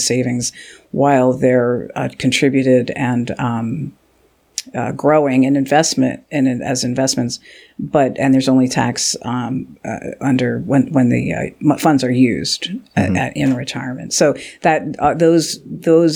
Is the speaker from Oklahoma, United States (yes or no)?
no; Philadelphia, Pennsylvania, United States; moved away as an adult; also born or lived in Virginia / California; now in Washington, D.C., United States; I'm from Philadelphia